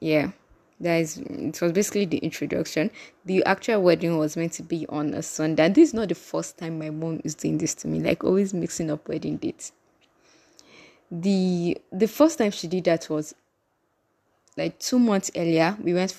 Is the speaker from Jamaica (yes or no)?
no; Kogi, Nigeria; Like, in case you don't know, I'm from Kogi State, and prior to this, my last trip, I hadn't gone there in like 10 years